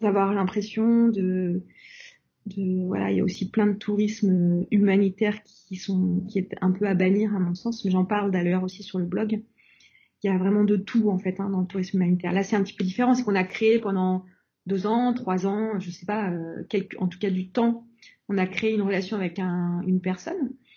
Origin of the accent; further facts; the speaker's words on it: France; nous, en tant que Français